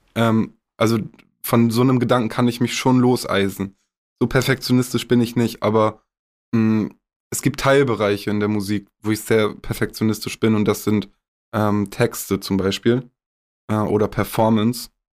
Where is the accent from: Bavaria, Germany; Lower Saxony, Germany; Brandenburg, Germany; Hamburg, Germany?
Lower Saxony, Germany; Augustfehn; Es ist meine Heimat, ich bin hier aufgewachsen.